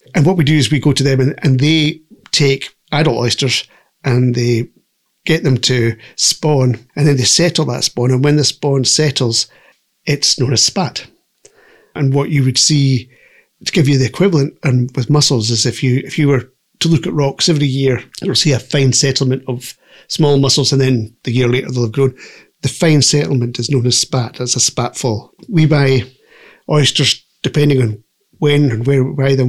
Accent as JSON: {"language": "English", "town": "Fort William", "region": "Scotland", "country": "United Kingdom", "tie": "born or raised there", "also_born_or_lived": "Glasgow", "moved": "as an adult", "lives_now": "Barra, United Kingdom", "said": "I was actually born in Glasgow and I was brought up in Fort William. But my parents were Barra people"}